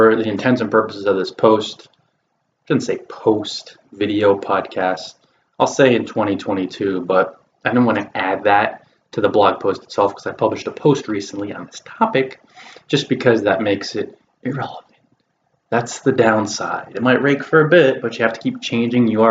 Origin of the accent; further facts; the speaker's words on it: New Jersey, United States; in this location in New Jersey, my home state